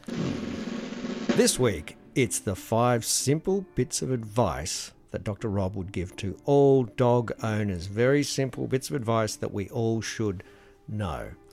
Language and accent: English; Australia; our isolation here in Australia